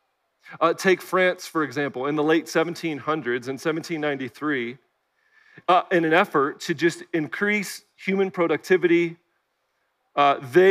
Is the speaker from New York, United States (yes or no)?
no; Chicago, Illinois, United States; also born or lived in Bloomington-Normal, Illinois / Kalamazoo, Michigan; now in Nashville, United States; Growing up in the Chicagoland area, O'Hare Airport was my backyard